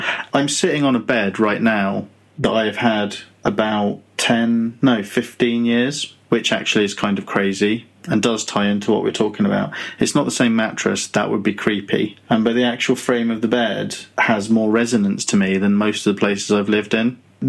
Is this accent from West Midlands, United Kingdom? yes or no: no; Muswell Hill, London, United Kingdom; born there; I think I was born in Muswell Hill. I was born in a hospital. But I think I lived in my gran's house for the first few years of my life